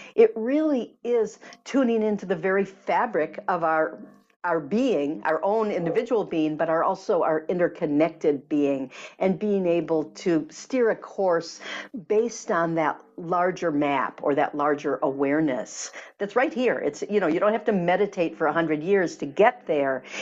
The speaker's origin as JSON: {"language": "English", "region": "Michigan", "country": "United States", "tie": "born or raised there", "said": "I grew up in Michigan"}